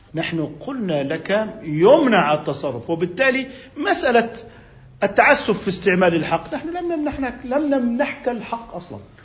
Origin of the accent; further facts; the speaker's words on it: Jordan; هنا عندنا بالأردن